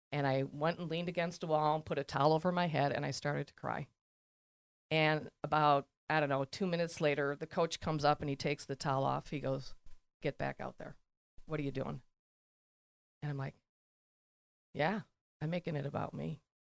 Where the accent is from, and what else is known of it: Elm Grove, Wisconsin, United States; born or raised there